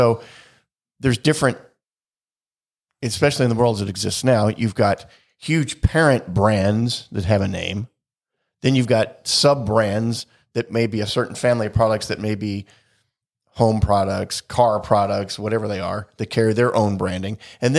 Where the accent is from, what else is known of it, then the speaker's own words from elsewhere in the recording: United States; born there; because I was born in the United States, I think in that respect